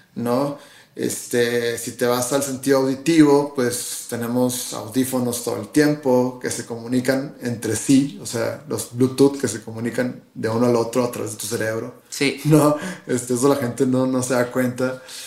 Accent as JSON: {"language": "Spanish", "region": "Sonora Desert", "country": "Mexico", "said": "Yo soy del desierto de Sonora"}